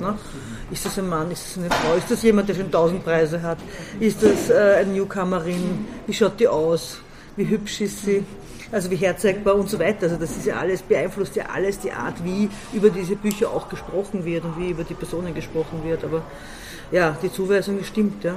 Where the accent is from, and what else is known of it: Baden, Lower Austria, Austria; born or raised there; also born or lived in Vienna